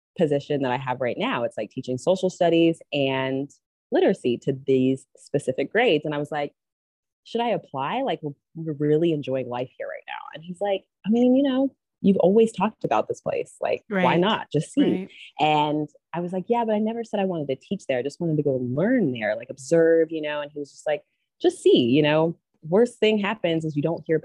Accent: Durham, North Carolina, United States; moved away as an adult; also born or lived in Utah; now in Bali, Indonesia; I was born in Utah, and then I grew up in Durham, North Carolina

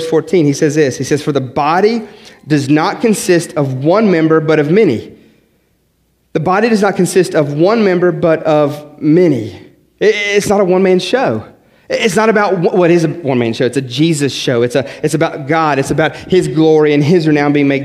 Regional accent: West Virginia, United States; I'm from West Virginia

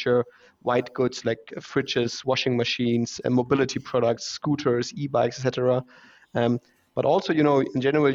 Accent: Hamburg, Germany; English is a second language; moved away as an adult; also born or lived in Shanghai, China / Munich, Germany; now in Vienna, Austria; Originally, I'm from Hamburg in Germany, but now I live in Vienna since 4.5 years

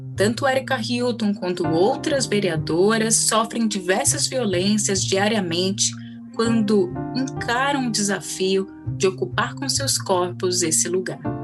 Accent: São Paulo, Brazil; Eu cresci em Perus, que fica a apenas quatro estações de trem de distância

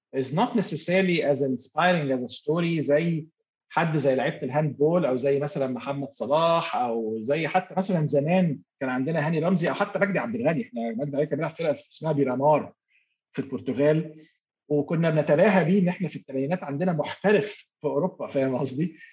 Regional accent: Egypt; moved away as an adult; also born or lived in Bahrain / Turkey / Kazakhstan; now in Dubai, United Arab Emirates; وانا مصري

